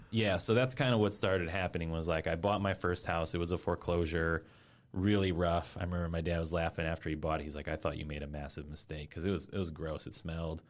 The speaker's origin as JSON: {"language": "English", "town": "Fort Wayne", "region": "Indiana", "country": "United States", "also_born_or_lived": "Orlando, Florida / West Lafayette, Indiana", "moved": "as an adult", "said": "I'm from Fort Wayne originally"}